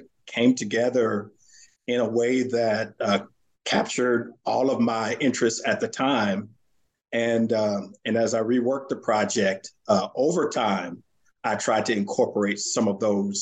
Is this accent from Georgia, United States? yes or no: no; Santa Ana, California, United States; moved away as an adult; also born or lived in Virginia / Houston, Texas; I grew up in Southern California, in Santa Ana, California, which is just south of Los Angeles.